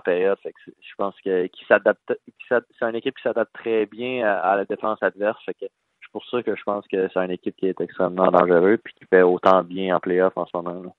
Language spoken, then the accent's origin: French; Val-d'Or, Quebec, Canada; moved away as an adult; also born or lived in Rouyn-Noranda; je viens de de Val d'Or